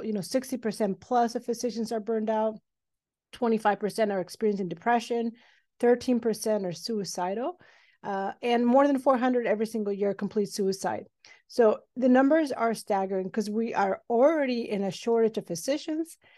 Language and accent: English; Mexico City, Mexico; now in Los Angeles, United States; I'm originally from Mexico City, but I did all my schooling training here in the United States